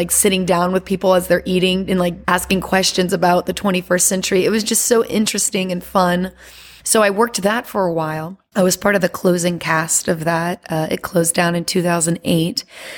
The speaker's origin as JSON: {"language": "English", "region": "Louisiana", "country": "United States", "moved": "yes", "lives_now": "Las Vegas, United States", "said": "And I'm originally from Louisiana. But I moved around a lot after Hurricane Katrina and ended up in Las Vegas"}